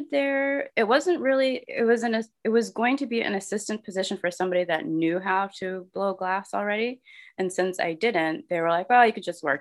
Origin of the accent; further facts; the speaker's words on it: Connecticut, United States; also born or lived in California / Texas / Philadelphia / Rhode Island; I'm, I guess I'm from Connecticut. I wasn't born there, but I grew up there.